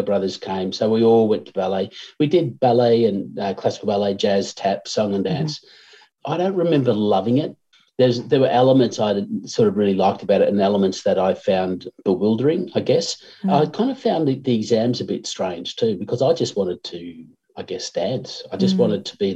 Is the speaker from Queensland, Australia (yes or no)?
no; Swan Hill, Victoria, Australia; also born or lived in Ballarat / Melbourne; I was born in Swan Hill.